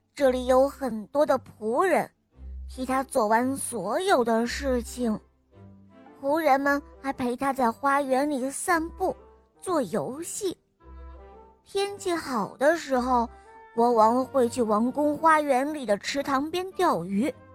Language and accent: Chinese; Shenyang, Liaoning, China; 我新年十岁半了，我来自沈阳。